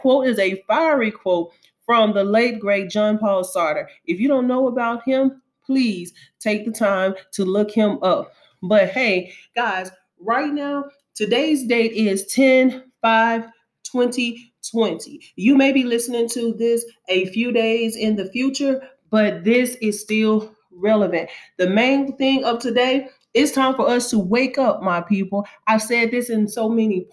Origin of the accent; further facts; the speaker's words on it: Alabama, United States; moved away; also born or lived in Kentucky; I'm from Alabama